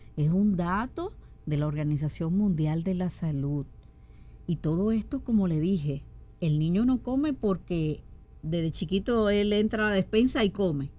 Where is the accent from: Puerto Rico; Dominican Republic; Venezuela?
Dominican Republic; Somos nosotros los dominicanos muy, ¿cómo decirle? Muy asiduos a freír